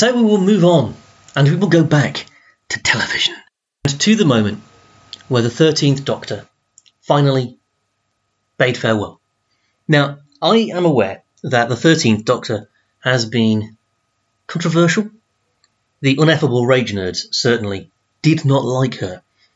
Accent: Doncaster, Yorkshire and the Humber, United Kingdom; I'm from Doncaster, and that's such a Doncaster Sheffield thing.

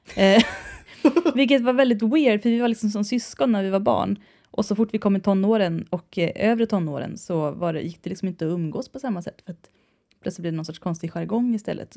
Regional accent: Värmdö, Stockholm County, Sweden; accent: släpiga stockholmskan (drawling Stockholm); jag tror det är min grunddialekt. Jag är ju från Värmdö, va? Och där pratar man lite som Mona Sahlin. Och det är den här släpiga stockholmskan

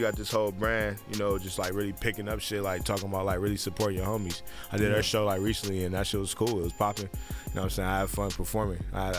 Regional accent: Los Angeles, California, United States; I'm from Los Angeles, California

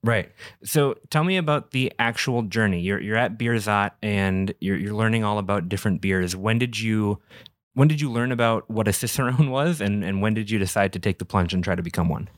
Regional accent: Minnesota, United States; now in Wisconsin, United States; we're in Wisconsin, I'm from Minnesota, so that, the whole culture is still weird to me.

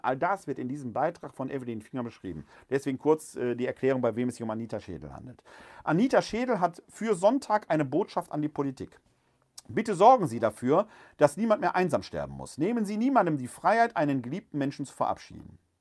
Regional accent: Germany; uns Deutschen

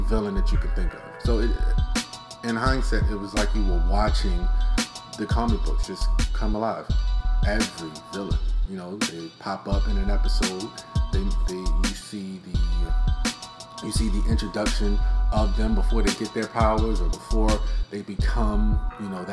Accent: Baltimore, Maryland, United States; we're from Baltimore, we know the city, we know the neighborhoods

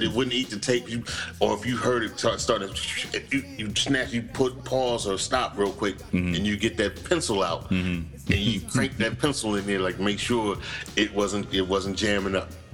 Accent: Morristown, New Jersey, United States; We're from New Jersey

